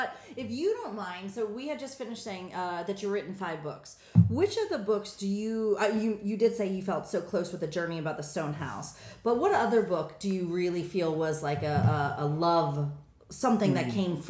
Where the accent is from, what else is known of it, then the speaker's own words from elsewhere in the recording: United States; now in South Korea; I'm also American.